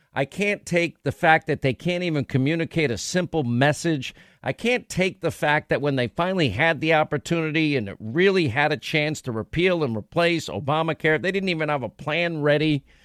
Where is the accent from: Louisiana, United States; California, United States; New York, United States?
New York, United States; I grew up in New York